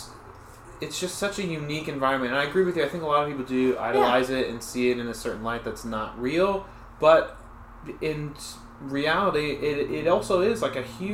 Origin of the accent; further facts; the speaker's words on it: Los Angeles, California, United States; I grew up here.